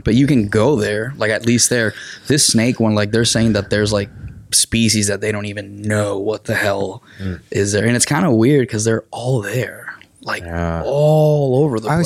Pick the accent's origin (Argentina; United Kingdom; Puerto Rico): Puerto Rico; Arecibo; English is a second language; moved away as an adult; now in Missouri, United States; I'm originally from Arecibo, Puerto Rico. So I was born, raised, and educated in Puerto Rico until yeah, which 2008